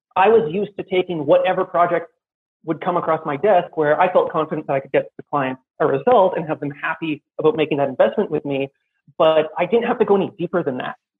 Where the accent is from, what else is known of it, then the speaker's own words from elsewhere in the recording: Canada; now in Armenia; I'm Canadian. I'm currently in Armenia